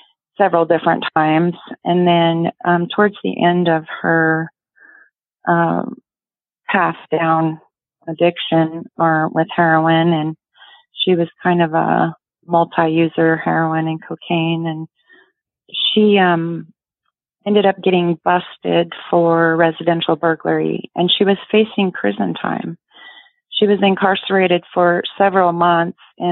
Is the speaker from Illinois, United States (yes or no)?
no; Yakima, Washington, United States; I'm from Yakima, Washington, born and raised